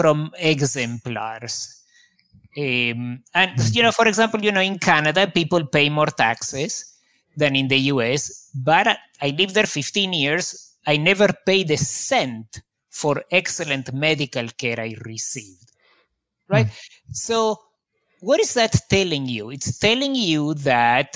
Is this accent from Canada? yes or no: no; Argentina; moved away; also born or lived in Israel; I grew up in Argentina, where there is a great deal of corruption.